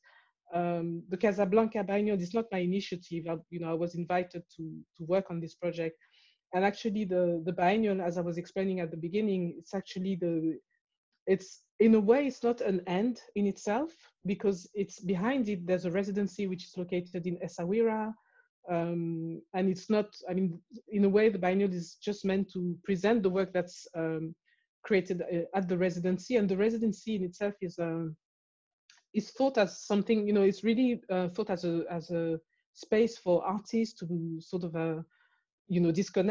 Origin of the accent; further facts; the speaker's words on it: France; also born or lived in Morocco / Cameroon; now in London, United Kingdom; I was born in France, but I was born a Cameroonian citizen. And then I left France, I went to Morocco.